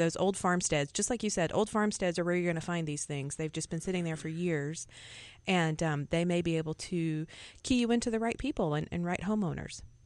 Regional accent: Alabama, United States; moved away; I grew up in Alabama and, uh, learned gardening in the Southeast.

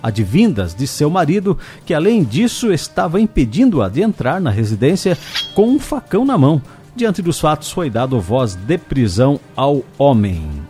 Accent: Corupá, Santa Catarina, Brazil; em Curupá, lá na Alvin Linsmeyer, minha terra natal

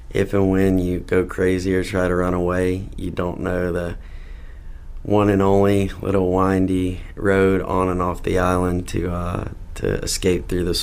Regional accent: South Carolina, United States; also born or lived in Mississippi; now in Charlotte, United States; South Carolina's home. I need to take the opportunity, though, to say I was born in Mississippi. So shout out to everyone in Mississippi. But South Carolina's home. Uh, and recently, after graduating from school, I have moved to Charlotte.

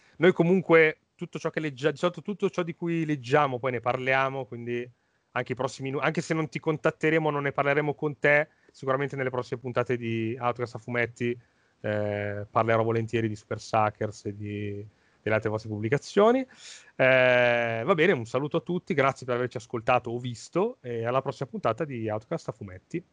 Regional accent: Lombardy, Italy; da Lombardo

